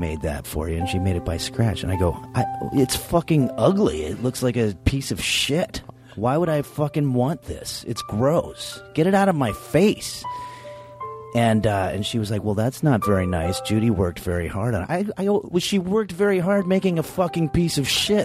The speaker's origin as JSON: {"language": "English", "town": "New York City", "region": "New York", "country": "United States", "tie": "born or raised there", "said": "When I was a kid growing up in New York"}